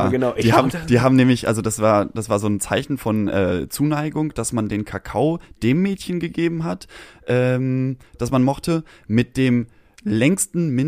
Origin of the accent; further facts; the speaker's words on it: Sauerland, North Rhine-Westphalia, Germany; ich komme oh, aus dem Sauerland.